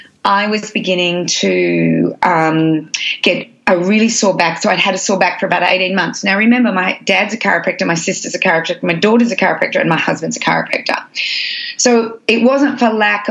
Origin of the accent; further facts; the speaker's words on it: Australia; I'm Australian